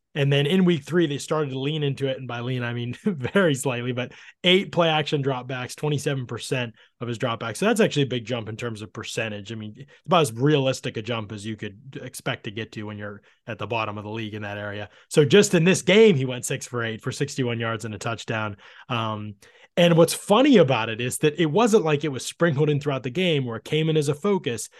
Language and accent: English; outside of Pittsburgh, Pennsylvania, United States; I grew up outside of Pittsburgh